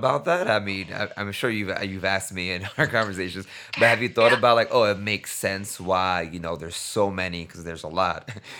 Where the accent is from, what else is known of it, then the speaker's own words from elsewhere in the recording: New York City, New York, United States; moved away as an adult; now in Costa Rica; when I tell people that I'm coming from New York City, they're like, okay, so why did you come here?